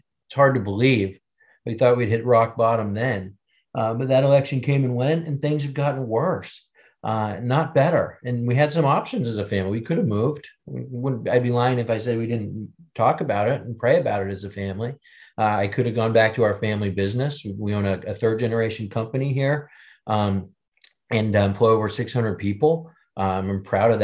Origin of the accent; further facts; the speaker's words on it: Seattle, Washington, United States; I'm from Washington State, Seattle